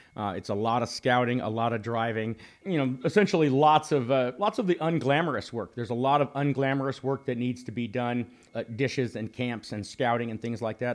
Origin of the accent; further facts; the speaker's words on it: Arizona, United States; Both Dan and I grew up here in Arizona hunting public lands